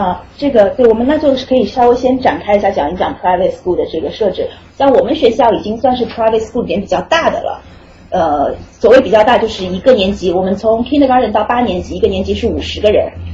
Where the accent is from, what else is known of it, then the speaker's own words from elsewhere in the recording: China; moved away as an adult; also born or lived in Rhode Island; now in United States; 我是中国的教育体系里长大的